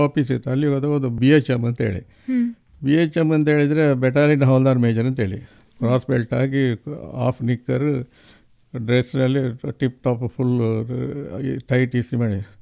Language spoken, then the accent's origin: Kannada; Puttur, Karnataka, India; ನಂದು ಹುಟ್ಟೂರು ಇದೇ ಪುತ್ತೂರು ತಾಲೂಕಿನ ಮುಂಡೂರು ಗ್ರಾಮ ನಾಡಾಜಿ ತರವಾಡ